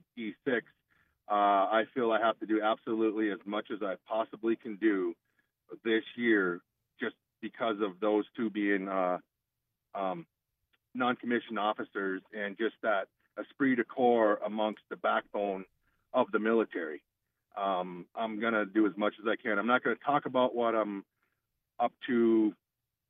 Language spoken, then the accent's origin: English; Epping, North Dakota, United States; I'm from the little town of Epping, North Dakota, up here in the northwest corner